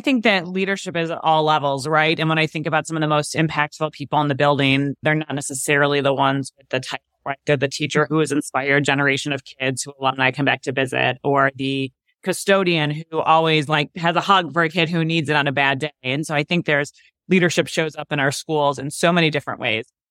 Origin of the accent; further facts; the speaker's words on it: Chicago, Illinois, United States; moved away as an adult; I was from Chicago